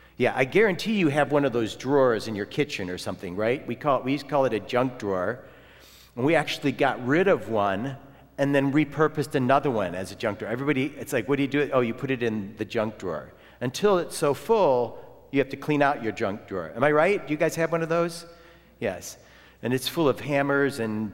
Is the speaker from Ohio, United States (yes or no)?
yes; Ohio, United States; moved away; also born or lived in Florida; and I'm from Ohio.